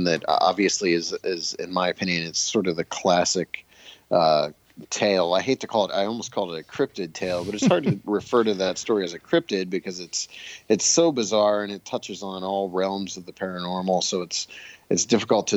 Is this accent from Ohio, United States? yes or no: yes; Bolivar, Ohio, United States; my hometown of Bolivar, Ohio, which is a very small town